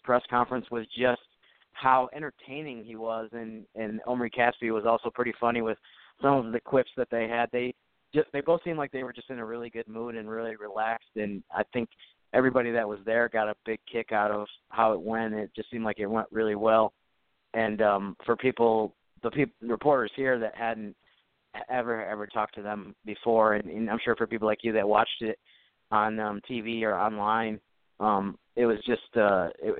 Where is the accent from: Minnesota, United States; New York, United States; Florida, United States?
New York, United States; Syracuse; now in New Orleans, United States; I'm actually from the Syracuse, New York area